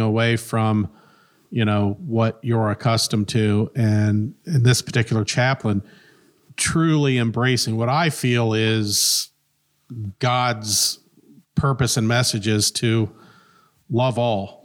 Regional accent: Centerville, Ohio, United States; also born or lived in Bellbrook, Ohio / Cincinnati, Ohio; now in Springboro, United States; I grew up in Centerville. Uh, was born in Bellbrook, lived there till I was about three, moved to Centerville

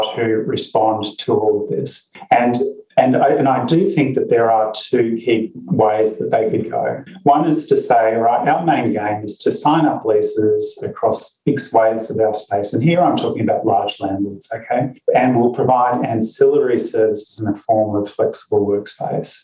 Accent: Perth, Western Australia, Australia; I was born in Perth in Western Australia, and there are black swans everywhere.

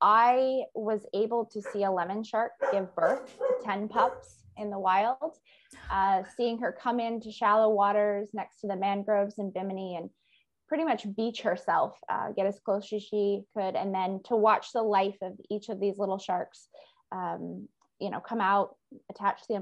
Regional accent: Maine, United States; I grew up in Maine in the US

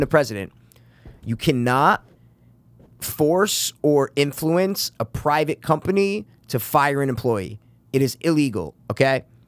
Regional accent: United States; that's what you do as an American

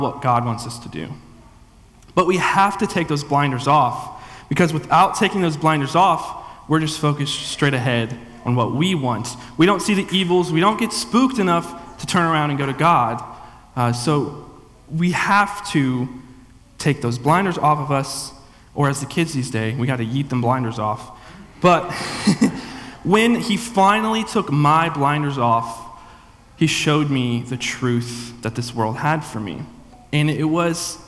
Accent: the Bible Belt, United States; also born or lived in Tiffin, Ohio; I grew up in a church my whole life, but that's kind of what we did down in the Bible Belt

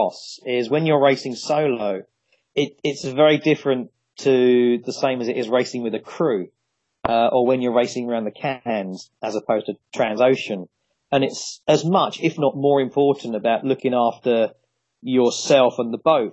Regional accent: Ramsgate, South East England, United Kingdom; I grew up in Ramsgate in Kent

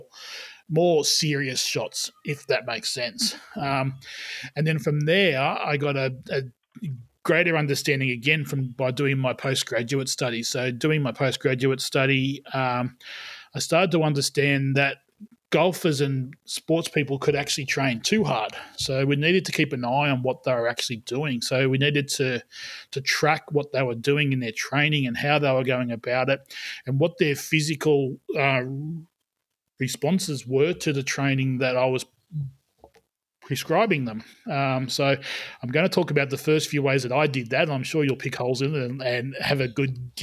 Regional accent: country New South Wales, Australia; I grew up in country in New South Wales in Australia

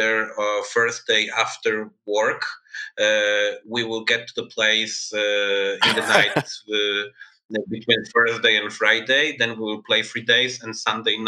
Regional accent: Warsaw, Masovian Voivodeship, Poland; we are both from Warsaw

